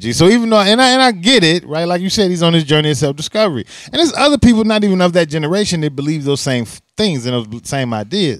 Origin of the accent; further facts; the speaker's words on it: Chicago, Illinois, United States; being a Chicagoan